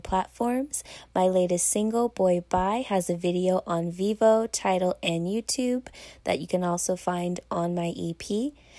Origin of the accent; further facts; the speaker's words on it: Pasadena, California, United States; I am from Pasadena, California, representing the six two six